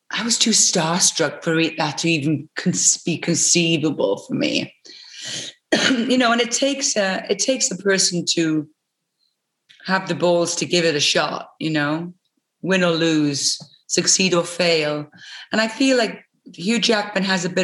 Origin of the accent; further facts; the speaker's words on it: United Kingdom; we were able to in our territories, him being Australian, me being British, we were able to j- jump out of the kind of box